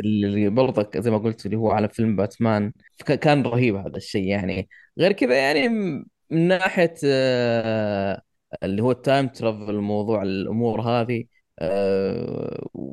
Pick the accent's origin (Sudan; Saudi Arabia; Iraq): Saudi Arabia; عندنا في السعوديه احنا